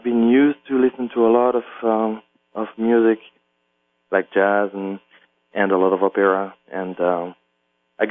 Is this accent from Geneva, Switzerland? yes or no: no; La Chaux-de-Fonds, Neuchâtel, Switzerland; English is a second language; moved away as an adult; also born or lived in Paris, France / New York, United States; I grew up in a little town in Switzerland, Western Switzerland, called La Chaux-de-Fonds